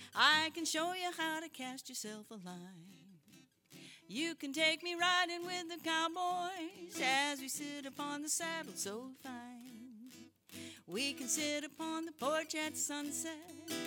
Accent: Maine, United States; I'm here from Maine, so when I wrote this song, it was pretty poignant that we should do it together.

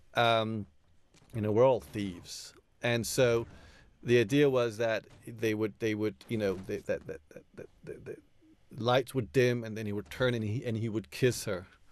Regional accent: New York, United States; I grew up in, you know, in the eighties in New York

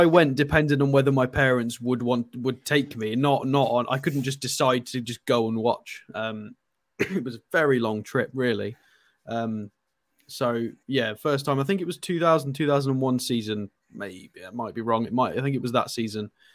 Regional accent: Isle of Man; also born or lived in Poland; I'm from the Isle of Man

